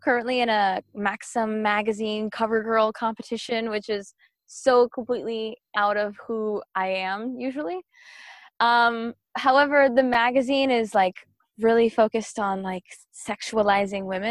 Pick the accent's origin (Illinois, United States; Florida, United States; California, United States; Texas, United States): Florida, United States; Miami; moved away as an adult; now in Atlanta, United States; I grew up in Miami and I moved to Atlanta, Georgia.